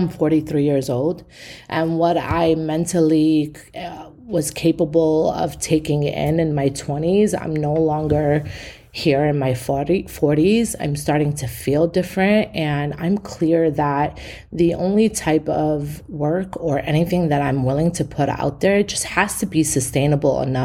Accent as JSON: {"language": "English", "town": "New York City", "region": "New York", "country": "United States", "tie": "born or raised there", "said": "I'm born and raised in East New York. I come from the hood"}